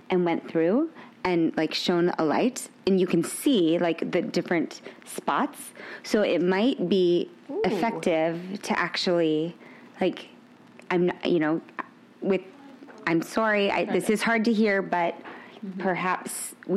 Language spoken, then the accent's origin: English; Fresno, California, United States; I'm from Fresno, California